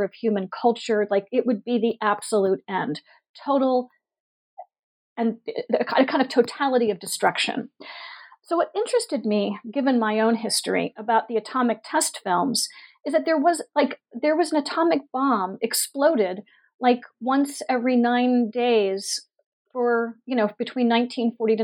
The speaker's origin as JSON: {"language": "English", "town": "Pittsburgh", "region": "Pennsylvania", "country": "United States", "tie": "born or raised there", "moved": "yes", "lives_now": "Nashville, United States", "said": "I grew up in Pittsburgh, Pennsylvania."}